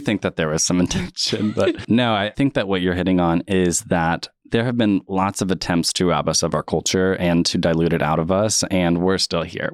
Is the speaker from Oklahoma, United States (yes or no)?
yes; Tulsa, Oklahoma, United States; also born or lived in Muskogee; I grew up in Tulsa and went to middle and high school here